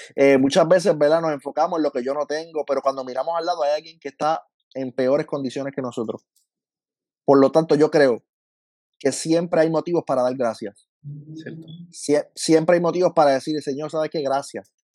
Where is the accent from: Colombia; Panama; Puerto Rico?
Puerto Rico; Lajas; yo soy de Laja, Laja de lejos de todos lados